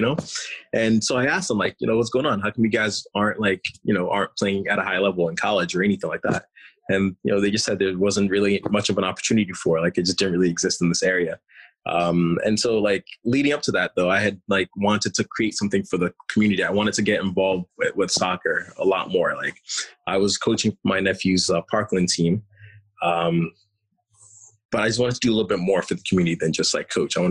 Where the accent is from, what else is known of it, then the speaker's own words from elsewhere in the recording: Ghana; now in Lehigh Valley, United States; I'm originally from Ghana, West Africa, which is like a huge soccer nation.